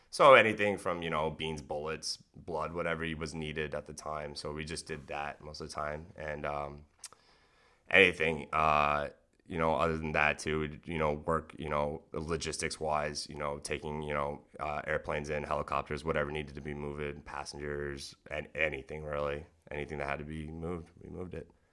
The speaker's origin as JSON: {"language": "English", "town": "North Kingstown", "region": "Rhode Island", "country": "United States", "tie": "born or raised there", "said": "I ended up growing up in North Kingstown, Rhode Island."}